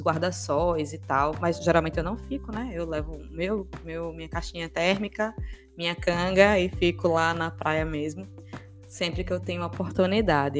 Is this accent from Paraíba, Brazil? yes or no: yes; João Pessoa, Paraíba, Brazil; Eu sou natural de João Pessoa, eu nasci em João Pessoa